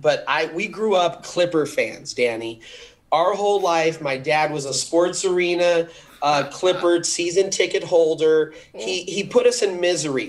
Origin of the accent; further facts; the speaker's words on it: Los Angeles, California, United States; I'm an LA boy. I grew up in in Beverlywood